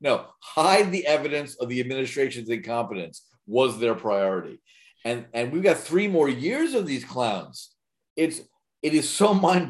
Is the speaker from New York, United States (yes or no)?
yes; New York, United States; I grew up in New York